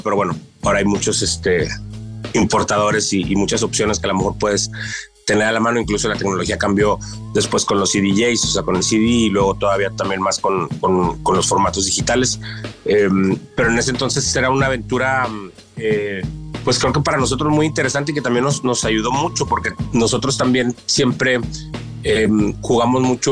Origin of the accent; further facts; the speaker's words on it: northern Mexico, Mexico; la escena acá en, en, el norte